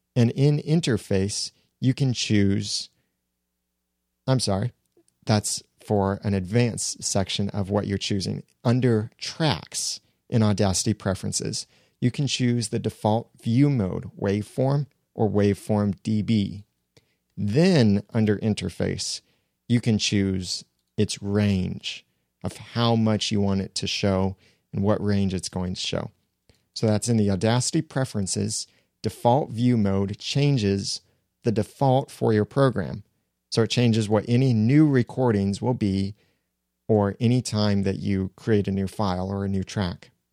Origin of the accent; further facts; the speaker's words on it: United States; I'm an American.